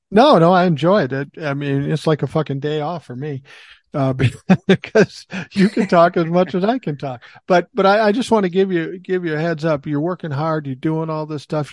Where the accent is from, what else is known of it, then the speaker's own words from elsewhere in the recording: Minneapolis, Minnesota, United States; I grew up in South Minneapolis, kind of an urban situation